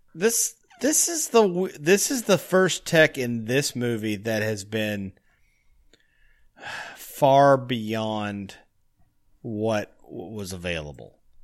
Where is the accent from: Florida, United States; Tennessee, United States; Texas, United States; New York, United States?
Tennessee, United States; now in Chicago, United States; being from Tennessee